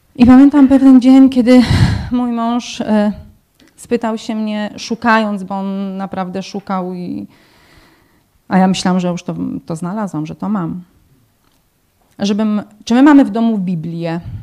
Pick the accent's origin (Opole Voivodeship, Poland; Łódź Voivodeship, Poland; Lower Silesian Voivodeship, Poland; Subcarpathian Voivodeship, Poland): Łódź Voivodeship, Poland; Tomaszów Mazowiecki; now in Corby, United Kingdom; jestem z Tomaszowa Mazowieckiego